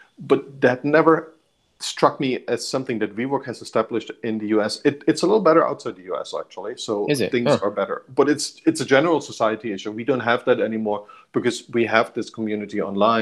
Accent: Germany; now in Bay Area, United States; I grew up in Germany

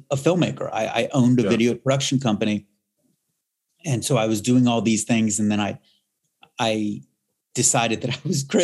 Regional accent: Miami, Florida, United States; growing up in Miami

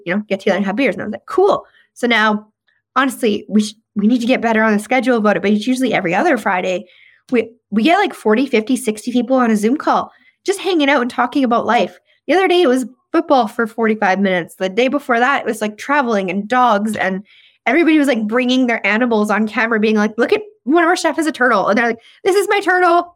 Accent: Saskatchewan, Canada; accent: Saskatchewan slang; moved away; I'm from Saskatchewan, and especially you give me a whiskey or two, that Saskatchewan f, slang is really gonna start coming out in my vernacular, even though I've been gone for

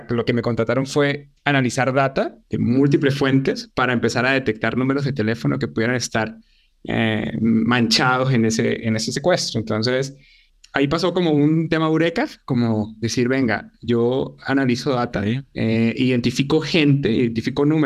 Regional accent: Venezuela; Yo, yo principalmente soy de Venezuela

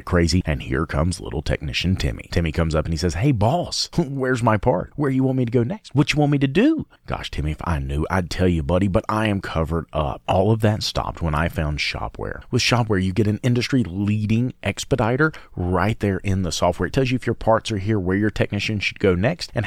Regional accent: North Carolina, United States; I'm from North Carolina.

